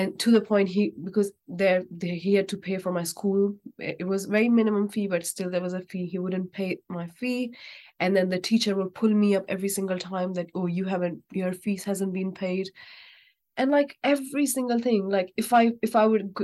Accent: Pakistan; moved away; I'm actually from Pakistan. So there we all used to live in a joint family.

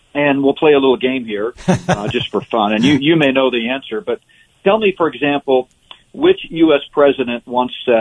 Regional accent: Northeast, United States; moved away; also born or lived in Danbury, Connecticut; I grew up in the Northeast all through grade school and junior high school, and for 3 years we attended that church

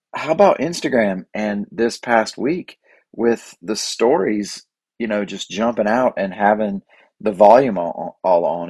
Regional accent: Boiling Springs, United States; my hometown of Boiling Springs

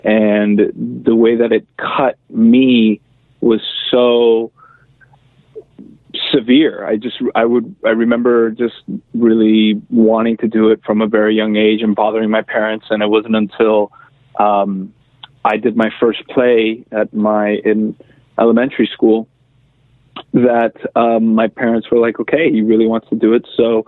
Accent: Miami, Florida, United States; I'm originally from Miami, Florida. I'm the son of Cuban exiles who came over when they were quite young as well in 1960, 61.

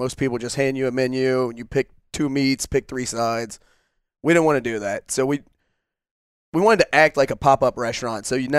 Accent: Ocean Springs, Mississippi, United States; So I was born and raised here in Ocean Springs.

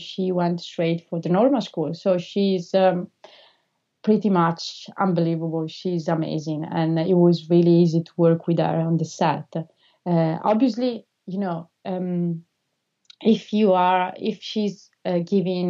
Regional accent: Italy; first language Italian; English is a second language; moved away; I'm also Italian, so I don't know how she will perceive my accent.

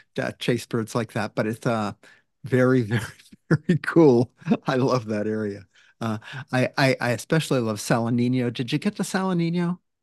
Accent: Maine, United States; now in Washington, United States; I grew up in Maine, and it feels like Maine

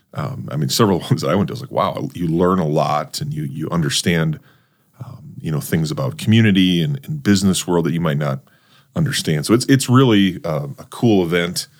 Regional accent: North Dakota, United States; now in Brandon, South Dakota, United States; I'm a North Dakota kid. I'm a transplant, too

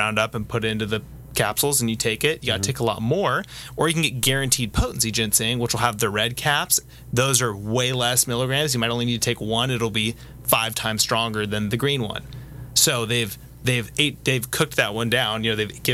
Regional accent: United States; also born or lived in Orange County, California; being an American living in Orange County

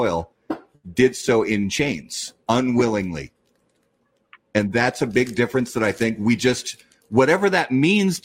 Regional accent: United States; I'm American, that I was born in this country

